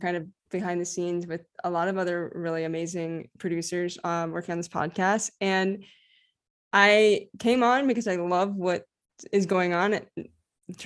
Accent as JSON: {"language": "English", "region": "the South", "country": "United States", "also_born_or_lived": "New Orleans", "moved": "as an adult", "lives_now": "Los Angeles, United States", "said": "I'm from the South originally"}